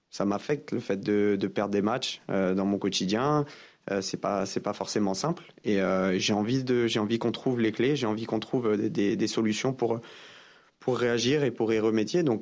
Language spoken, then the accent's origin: French; France; Bien sûr, je suis français. Euh, quand, euh, quand des choses comme ça se passent en France, on se sent tous concernés.